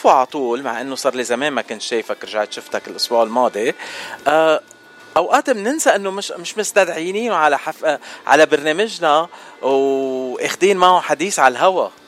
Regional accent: Gharifeh, Mount Lebanon, Lebanon; moved away as an adult; also born or lived in Saudi Arabia; now in United States; انا من لبنان من ضيعه اسمها غريف

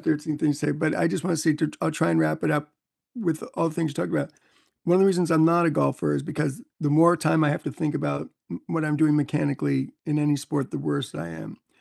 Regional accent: New York City, New York, United States; moved away as an adult; also born or lived in North Carolina; when I got to North Carolina growing up in New York City

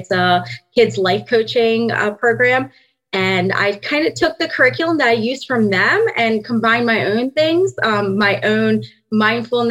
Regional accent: Maryland, United States; moved away as an adult; now in Pennsylvania, United States; I am originally from Maryland, and I recently moved to Pennsylvania about 5 years ago

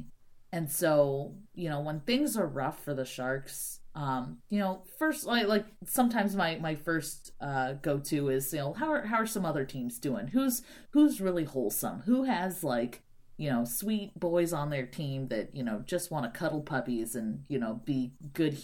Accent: San Jose, California, United States; now in Seattle, United States; I grew up in San Jose in the 90s

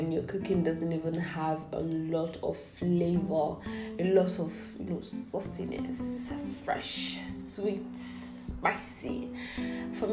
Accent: Abia, Nigeria; I'm from Abia State

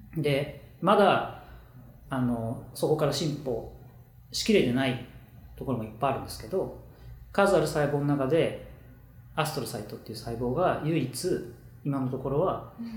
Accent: Chiba, Japan; born or raised there; also born or lived in Kashima, Ibaraki

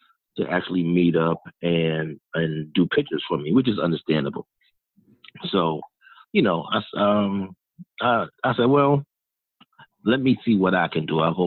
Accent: New York City, New York, United States; moved away as an adult; also born or lived in North Carolina; now in Miami, United States; I'm originally from New York, born and raised 27 years

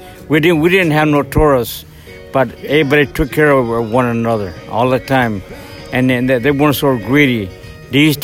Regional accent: Los Angeles, California, United States; also born or lived in New Mexico; I came out here from New Mexico when I was young, in 1955, and I was raised on a beach

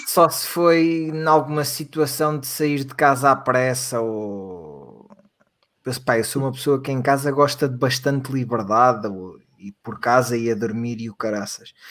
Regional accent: Portugal; cá em Portugal

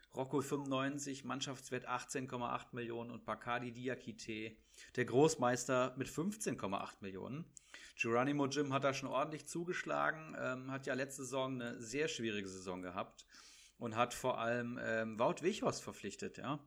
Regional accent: Bad Hersfeld, Hesse, Germany; now in Frankfurt, Germany; bei mir in meiner Heimat, also ach, äh, ist ja, auch, ist ja auch deine Heimat. In Bad Hersfeld

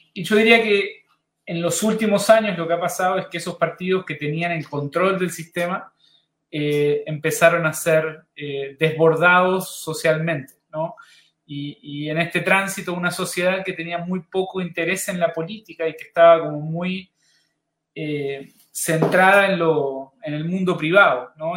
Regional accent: Uruguay; moved away as an adult; now in Chile; mi país de origen, Uruguay

